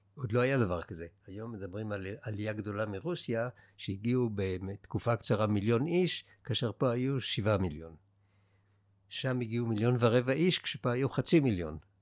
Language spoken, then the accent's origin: Hebrew; Israel; also born or lived in Jerusalem / Haifa; אנחנו גדלנו בבועה שלנו, של הילדים שנולדו בארץ וגדלו בארץ